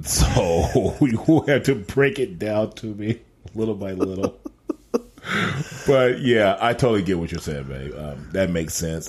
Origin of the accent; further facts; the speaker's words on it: Indiana, United States; We're both Midwest kids, grew up Midwest. I'm from Indiana, a small town called Turho, Indiana.